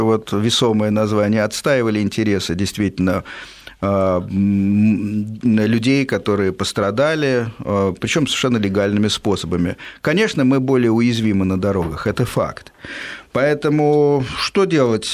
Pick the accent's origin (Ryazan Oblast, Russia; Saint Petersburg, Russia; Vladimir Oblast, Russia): Saint Petersburg, Russia